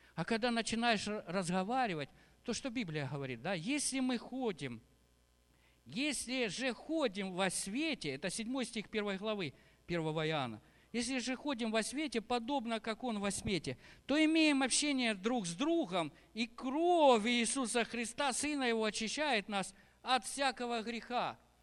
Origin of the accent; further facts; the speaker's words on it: Ukraine; Я тоже здесь родился, в Украине